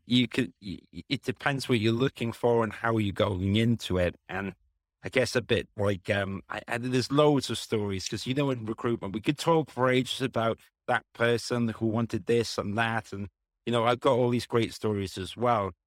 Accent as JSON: {"language": "English", "region": "Wales", "country": "United Kingdom", "tie": "born or raised there", "also_born_or_lived": "London", "moved": "as an adult", "said": "I grew up in Wales, and I was like, oh, I'm going to study in London"}